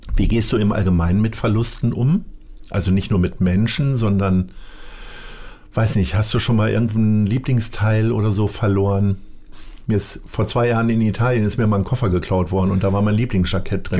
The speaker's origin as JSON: {"language": "German", "town": "Stadthagen", "region": "Lower Saxony", "country": "Germany", "tie": "born or raised there", "moved": "yes", "said": "ich bin aufgewachsen in, in Niedersachsen in Stadthagen"}